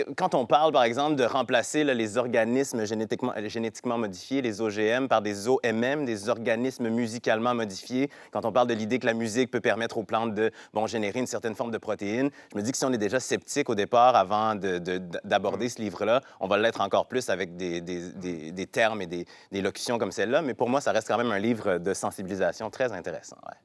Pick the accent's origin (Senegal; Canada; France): Canada; Quebec City, Quebec; Québec, donc ma ville natale, de la région de Québec